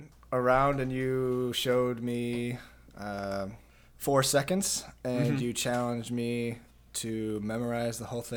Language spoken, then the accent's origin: English; Michigan, United States; I am also from Michigan